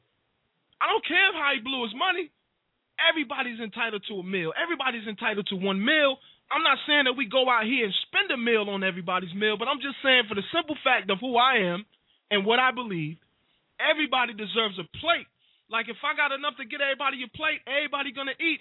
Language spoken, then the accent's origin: English; Wilson, North Carolina, United States; Wilson NC, big up my hometown